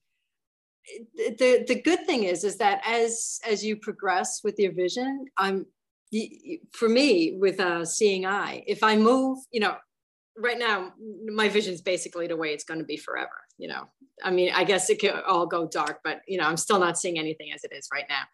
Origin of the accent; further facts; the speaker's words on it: New York City, New York, United States; I'm from the Bronx